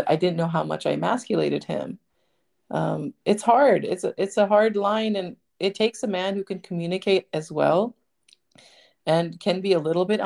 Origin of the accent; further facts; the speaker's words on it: United States; I was raised in America, but I'm Indian.